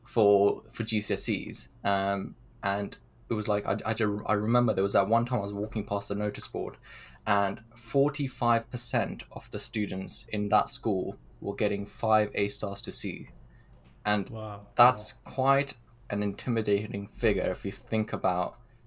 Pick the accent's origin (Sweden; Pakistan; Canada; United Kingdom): Pakistan; moved away; I was born in Pakistan